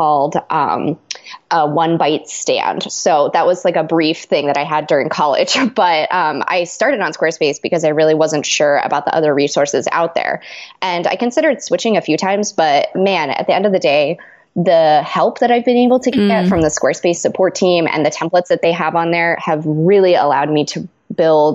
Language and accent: English; Pittsburgh, Pennsylvania, United States; moved away as an adult; now in Chicago, United States; I was actually born and raised in Pittsburgh, and that's where I've spent most of my life